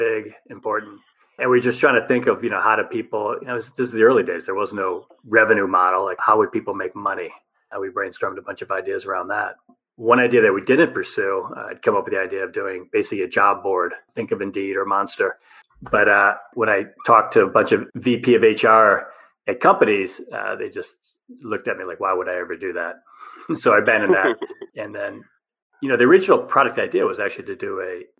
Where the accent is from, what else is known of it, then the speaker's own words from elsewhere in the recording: Detroit, Michigan, United States; moved away as an adult; also born or lived in Alpharetta, Georgia / New York; I'm from the Detroit area originally